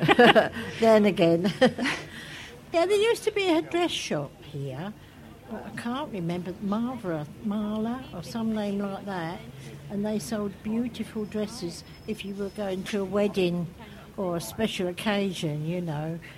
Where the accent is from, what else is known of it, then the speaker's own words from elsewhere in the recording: London, United Kingdom; accent: Cockney; moved away as an adult; also born or lived in Shoreditch; now in Stoke Newington, United Kingdom; originally from the Isle of Dogs. I'm a Cockney